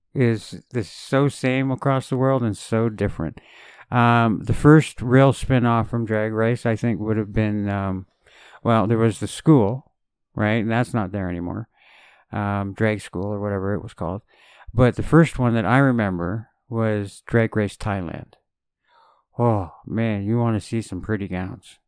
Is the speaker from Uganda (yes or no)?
no; Canada; as a Canadian